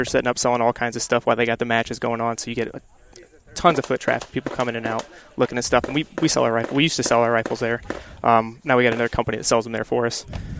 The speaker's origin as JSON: {"language": "English", "town": "Geneseo", "region": "Illinois", "country": "United States", "tie": "born or raised there", "said": "Growing up in Geneseo"}